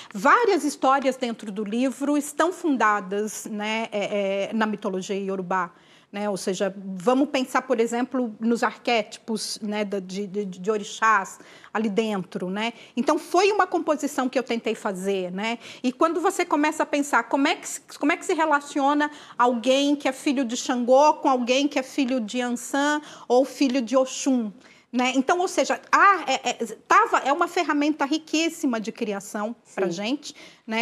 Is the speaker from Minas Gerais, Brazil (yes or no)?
yes; interior of Minas Gerais, Brazil; Eu sou mineira, né, então criada no interior de Minas